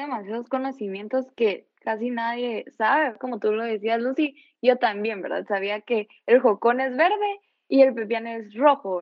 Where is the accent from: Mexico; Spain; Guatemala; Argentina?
Guatemala; nosotros como chapines